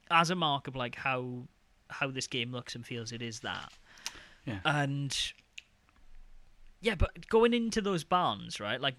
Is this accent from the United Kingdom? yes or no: yes; Wales, United Kingdom; accent: Welsh; now in Denmark; I now that I'm talking about being Welsh, my I can feel my Welsh my Welsh lilt coming out.